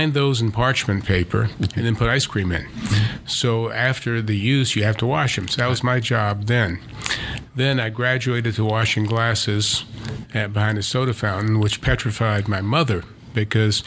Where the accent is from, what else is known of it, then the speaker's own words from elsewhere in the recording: Savannah, Georgia, United States; moved away; growing up in Savannah was idyllic in those days